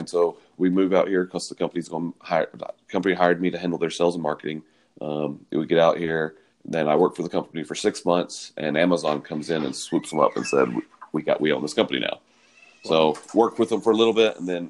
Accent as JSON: {"language": "English", "region": "the South", "country": "United States", "tie": "born or raised there", "said": "Yeah, I'm born and raised in the South. And I'm not from Nashville"}